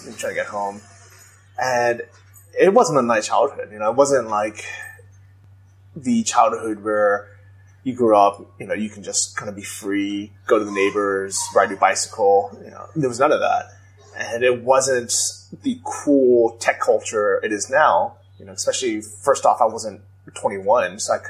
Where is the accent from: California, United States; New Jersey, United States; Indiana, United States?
California, United States; San Francisco; I grew up in San Francisco